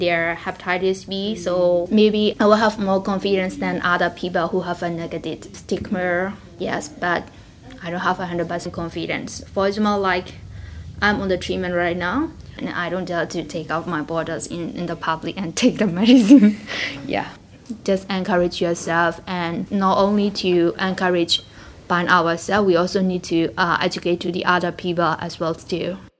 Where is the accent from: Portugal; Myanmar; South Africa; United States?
Myanmar; I'm from Myanmar.